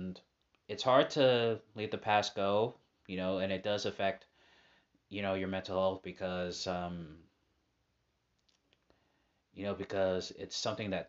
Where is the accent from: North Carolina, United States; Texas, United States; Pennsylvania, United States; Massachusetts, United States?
Massachusetts, United States; Boston; I was transferred from West Roxbury to Hyde Park High, and then I transferred to New Mission